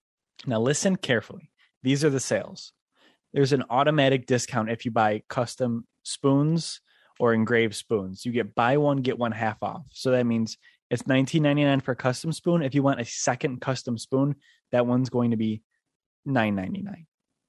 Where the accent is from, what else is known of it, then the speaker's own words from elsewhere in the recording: Niagara Falls, New York, United States; because I grew up in Niagara Falls and my nonna was off the boat and we lived with her for a really long time.